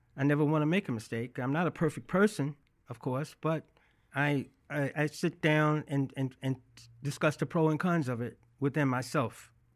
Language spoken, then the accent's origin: English; Birmingham, Alabama, United States; accent: Southern; moved away as an adult; now in New York City, United States; I grew up in Birmingham, Alabama